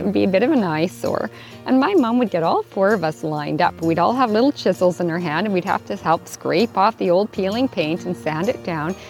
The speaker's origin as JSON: {"language": "English", "town": "Whitehorse", "region": "Yukon", "country": "Canada", "tie": "born or raised there", "moved": "yes", "lives_now": "Vancouver Island, Canada", "said": "back in my hometown in Whitehorse, Yukon"}